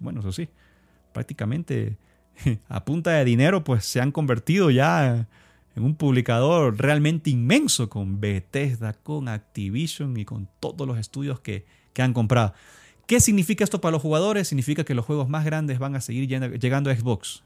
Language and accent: Spanish; Ecuador; soy de Ecuador